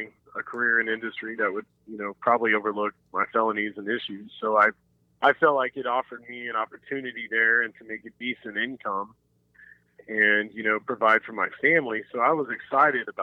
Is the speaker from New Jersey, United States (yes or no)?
no; Jinx, Oklahoma, United States; I was raised in Jinx